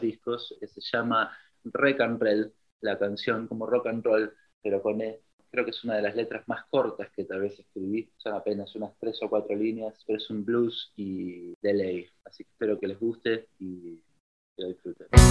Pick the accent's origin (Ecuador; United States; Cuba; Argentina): Argentina; Buenos Aires; Soy músico de Buenos Aires